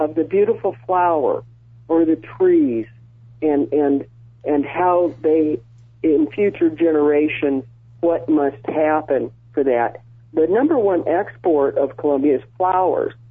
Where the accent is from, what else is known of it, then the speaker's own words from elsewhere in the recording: Wyoming, United States; I grew up in Wyoming, where we can work